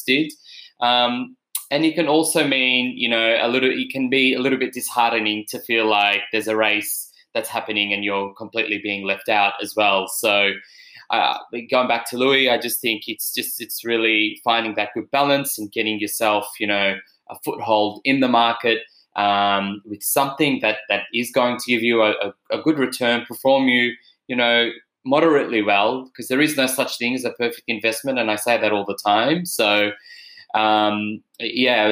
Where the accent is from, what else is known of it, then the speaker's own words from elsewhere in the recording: Melbourne, Victoria, Australia; I'm from Melbourne, so we drive past Victorian terraces